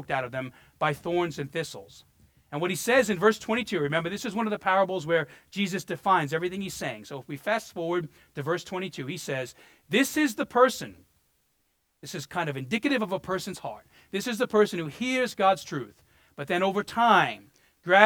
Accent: New York City, New York, United States; moved away; also born or lived in Florida; I grew up in Brooklyn, and we lived in a 4-story apartment building

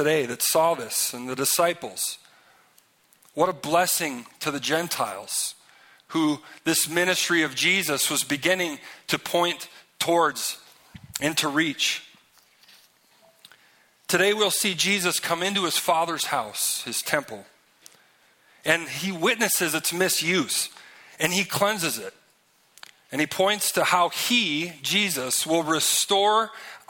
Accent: Minnesota, United States; I'm from Minnesota

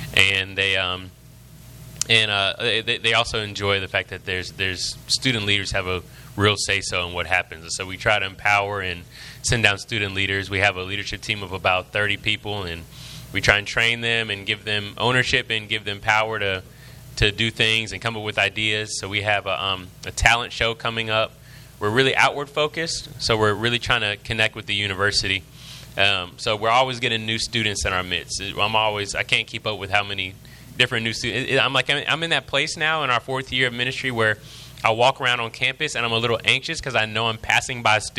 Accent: Virginia Beach, Virginia, United States; So I grew up in Virginia Beach, Virginia. My parents were originally from Southeast Texas, and dad was in the military, so we moved around a good l

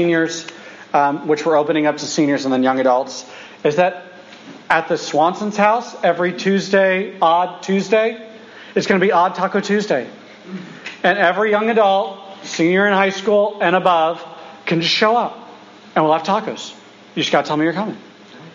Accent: United States; I'm the American, and all of us were Americans

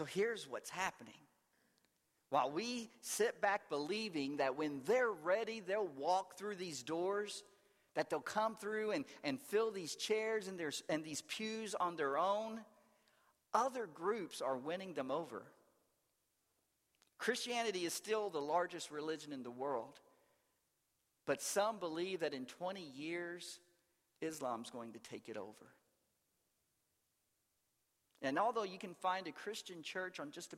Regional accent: the South, United States; growing up in the South

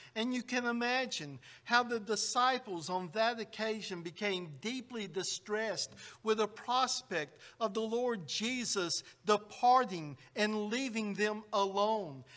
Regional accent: United States; Growing up in the United States, I, we were taught that George Washington is the father of our country

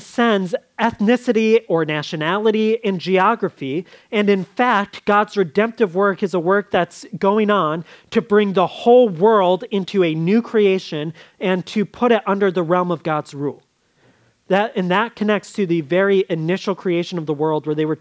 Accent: United States; as American Christians

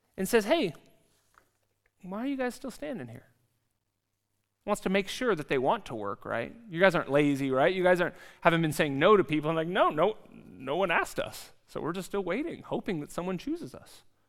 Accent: California, United States; now in Zurich, Switzerland; I come from California in the United States

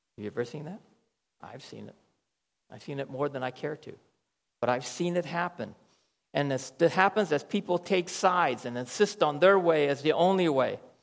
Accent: United States; moved away; I'll say, From America

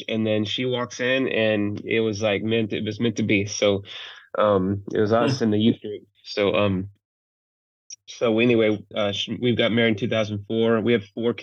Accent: East Coast, United States; moved away as an adult; also born or lived in Seattle / Mississippi / Alabama; now in Nevada, United States; I grew up on the East Coast, actually, but I was all over the place for school, and moved to Seattle in 2001

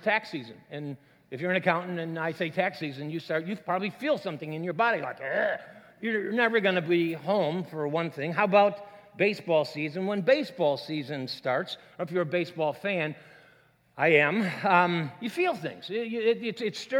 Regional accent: Minnesota, United States; moved away; I'm from Minnesota

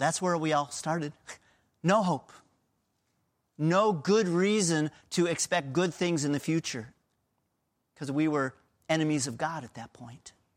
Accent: Pennsylvania, United States; I was born in Pennsylvania.

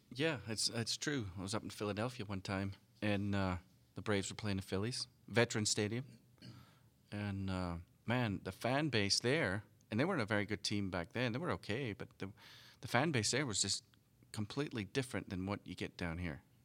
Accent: United Kingdom; moved away; British kids growing up.

